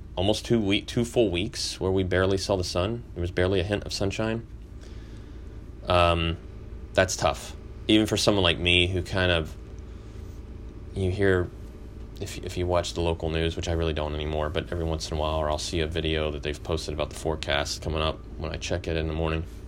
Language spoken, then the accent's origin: English; Texas, United States; a kid growing up in Texas